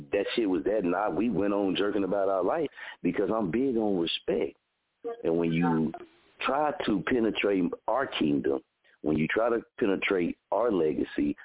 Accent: Muskogee, Oklahoma, United States; I'm from Muskogee

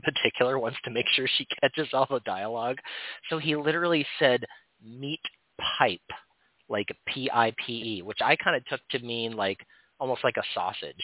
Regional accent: Oregon, United States; My home state of Oregon

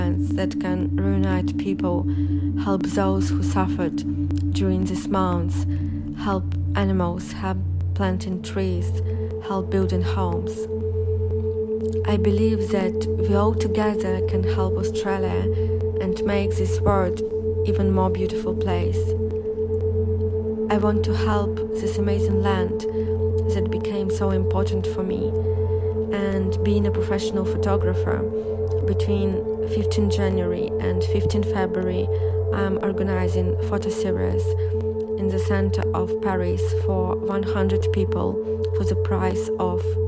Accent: Saint Petersburg, Russia; moved away as an adult; St. Petersburg, Russia, my hometown

